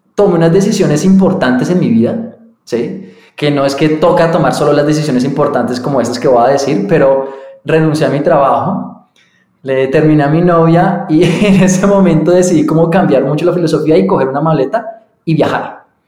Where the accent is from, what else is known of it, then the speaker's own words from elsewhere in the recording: Colombia; also born or lived in London / United States / Boyacá; yo nací entonces aquí en Colombia, me crié